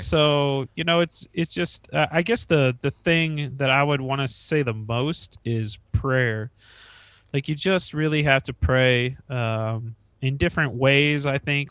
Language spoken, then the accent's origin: English; northeast Kansas, United States; I, uh, born and raised in Kansas